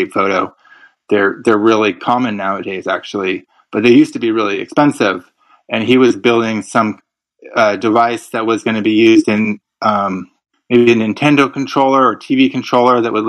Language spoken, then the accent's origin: English; Santa Rosa, California, United States; also born or lived in Marin County, California; in my hometown, Russian River Brewing Company